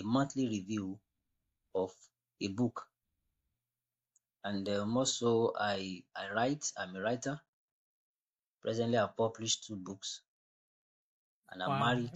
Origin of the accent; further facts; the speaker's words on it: Nigeria; I'm from Nigeria, West Africa